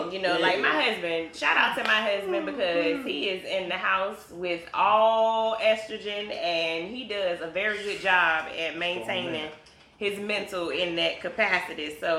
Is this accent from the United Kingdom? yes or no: yes; East of England, United Kingdom; I am originally from Suffolk.